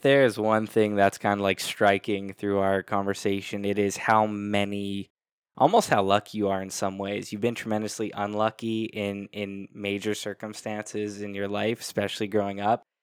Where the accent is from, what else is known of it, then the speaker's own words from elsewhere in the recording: Canada; I'm Canadian